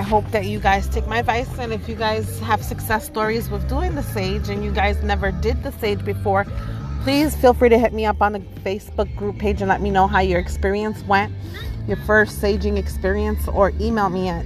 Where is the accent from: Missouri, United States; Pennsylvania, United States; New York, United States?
New York, United States; moved away as an adult; I was raised in New York like all my life.